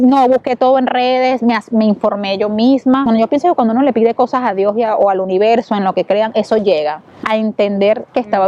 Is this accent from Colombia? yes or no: no; Venezuela; moved away as an adult; now in Italy; Venezuela, que todos saben eh, la situación crítica y la crisis humanitaria que hay en mi país